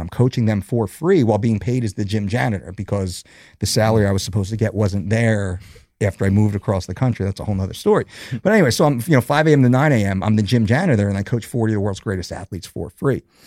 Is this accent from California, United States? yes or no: no; New Jersey, United States; also born or lived in West Coast; born and raised in New Jersey, Jersey boy